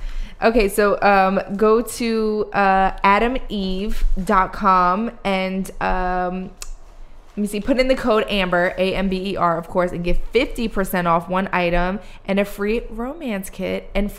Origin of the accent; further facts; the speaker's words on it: Philadelphia, Pennsylvania, United States; I grew up in South Philly. I grew up on pork sandwiches and cheesesteaks and chicken cheesesteaks.